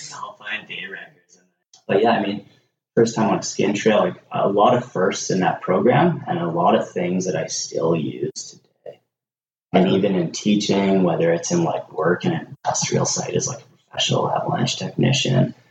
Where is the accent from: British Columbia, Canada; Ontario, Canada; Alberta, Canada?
British Columbia, Canada; Nelson; born and raised in Nelson